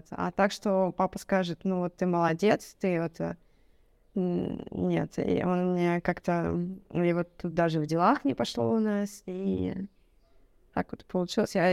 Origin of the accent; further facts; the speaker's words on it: Ural, Russia; На Каме, на водохранилище, то есть это водохранилище, там а если с гор посмотреть, то оно как, ну, как море